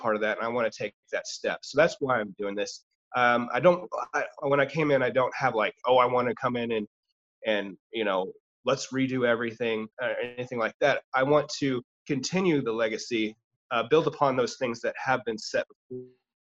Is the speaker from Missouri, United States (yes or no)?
yes; Lee's Summit, Missouri, United States; I grew up here in Lee Summit